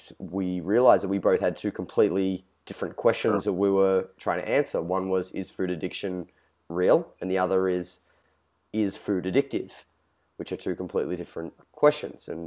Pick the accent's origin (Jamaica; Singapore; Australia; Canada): Australia; I'm Australian